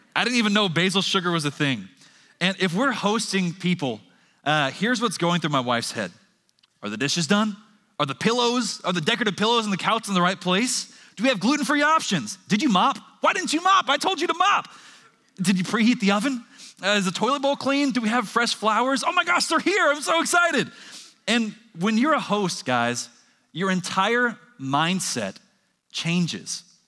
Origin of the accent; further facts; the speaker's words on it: Texas, United States; before we're Texan